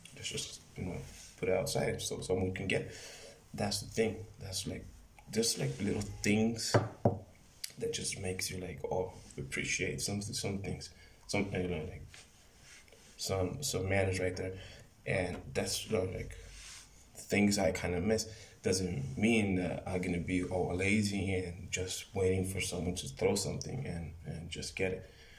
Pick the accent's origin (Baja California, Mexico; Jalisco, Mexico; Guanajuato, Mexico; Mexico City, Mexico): Baja California, Mexico; Mexicali; I'm from Mexicali, California. And I live in, in right here in Mexicali, in Mexico